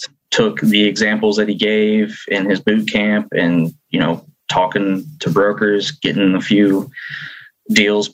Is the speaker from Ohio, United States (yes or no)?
yes; Cincinnati, Ohio, United States; moved away as an adult; now in Tulsa, United States; I'm originally from Cincinnati, Ohio. I live in Tulsa, Oklahoma now.